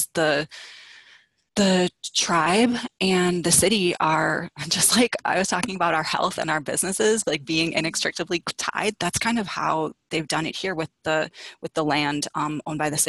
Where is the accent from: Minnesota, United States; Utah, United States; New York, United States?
Minnesota, United States; Minneapolis; I'm from Minneapolis, Minnesota